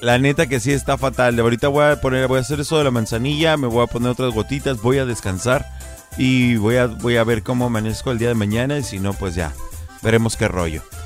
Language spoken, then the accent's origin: Spanish; Ecatepec, State of Mexico, Mexico; moved away; also born or lived in Michoacán; Yo soy criado en el Estado de México, a mucha honra lo digo, yo soy nacido en Michoacán